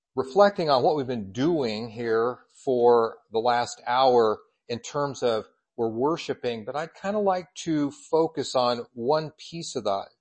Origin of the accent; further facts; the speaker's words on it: Colorado Springs, Colorado, United States; also born or lived in Kansas / Indiana; now in Idaho, United States; I was born in Colorado Springs